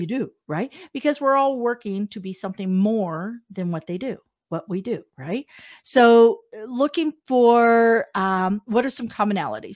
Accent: Wichita, Kansas, United States; moved away as an adult; also born or lived in Las Vegas, Nevada; now in Canada; I'm from Wichita

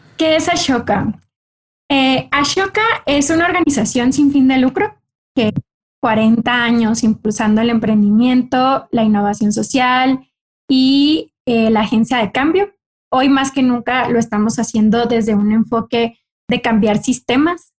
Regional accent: Cocorit, Sonora, Mexico; yo soy del norte de México, soy del estado de Sonora y en Sonora soy de una comunidad eh, pequeña, parte de los ocho pueblos yaquis, de una comunidad indígena que se llama Cocorit. Y ahí a mí me tocó crecer

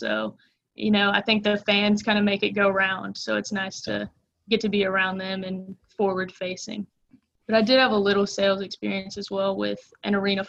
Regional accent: St. Simons Island, Georgia, United States; also born or lived in East Tennessee; So I was born in East Tennessee, lived about 4 hours north of Macon, Georgia, and then my family moved to St. Simons Island, where we live about 4 hours south.

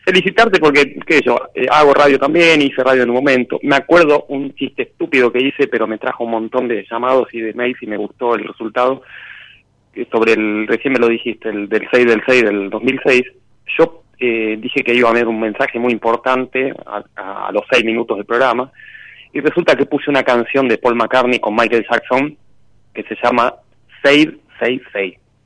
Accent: Buenos Aires, Argentina; De Capital, de Barrio Buedo

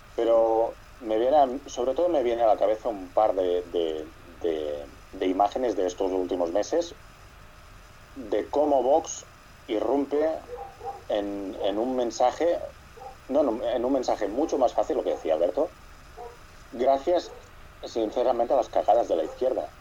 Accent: Catalonia, Spain; yo soy catalán

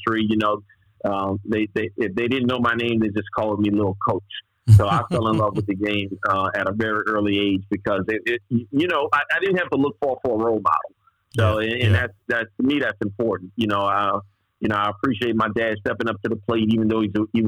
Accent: New Orleans area, Louisiana, United States; I was born in New Orleans on a street called Feliciana Street

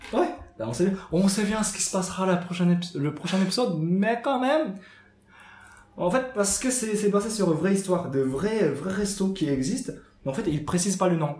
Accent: Japan; now in France; ce que j'ai su en grandissant, même au Japon

